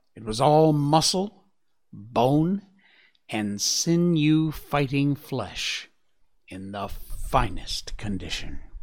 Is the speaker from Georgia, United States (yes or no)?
no; Cornwall, Connecticut, United States; in Cornwall, Connecticut, in my hometown